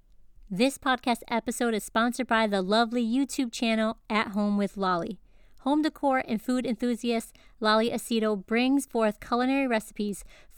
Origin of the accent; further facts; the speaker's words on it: Puerto Rico; my upbringing with being, you know, Puerto Rican